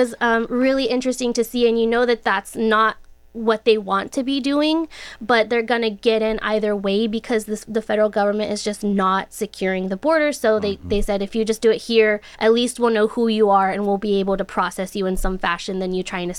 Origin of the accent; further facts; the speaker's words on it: Del Rio, Texas, United States; Well, I want to start. I'm from the border.